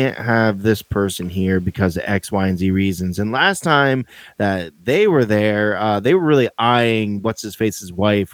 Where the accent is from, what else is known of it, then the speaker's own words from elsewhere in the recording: United States; As an American citizen